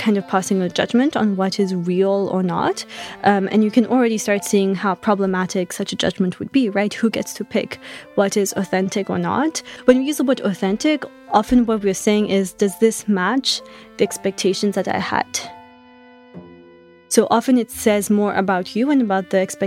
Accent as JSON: {"language": "English", "country": "Mauritius", "moved": "as an adult", "lives_now": "United States", "said": "So I come from Mauritius, which is a small island in the Indian Ocean"}